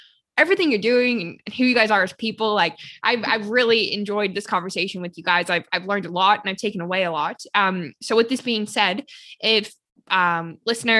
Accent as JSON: {"language": "English", "country": "Canada", "said": "I'm from Canada too"}